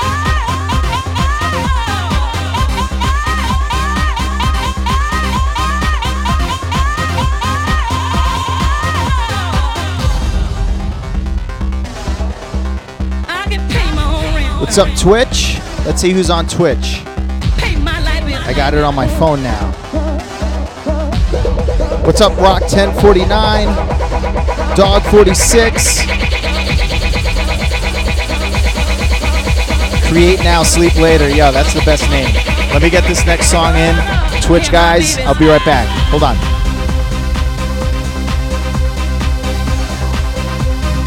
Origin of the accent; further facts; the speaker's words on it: New Jersey, United States; I'm from Jersey